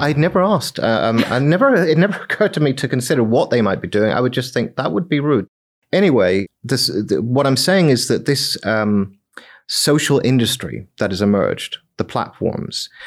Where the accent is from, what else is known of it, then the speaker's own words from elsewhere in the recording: Northern Ireland, United Kingdom; I come from Northern Ireland